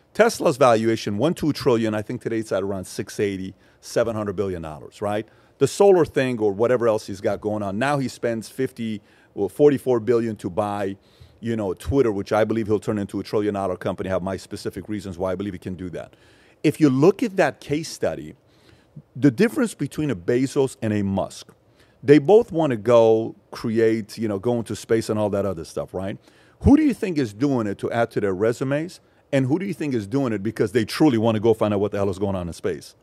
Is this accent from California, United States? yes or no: yes; Los Angeles, California, United States; also born or lived in Iran; and I'm from L A.